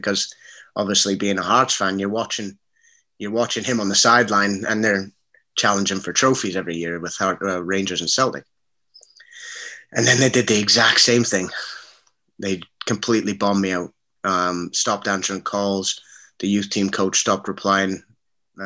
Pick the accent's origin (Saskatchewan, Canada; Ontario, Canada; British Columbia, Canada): Ontario, Canada; Brampton; also born or lived in Scotland; I grew up in Brampton, which is about 40 minutes from Toronto